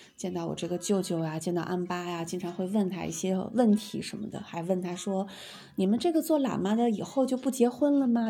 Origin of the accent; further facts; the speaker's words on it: Amgalang, Inner Mongolia, China; 我们老家，呃，阿姆古朗镇的这个阿尔山庙呢，是我，我舅，是我舅舅一手把它给，嗯，兴建的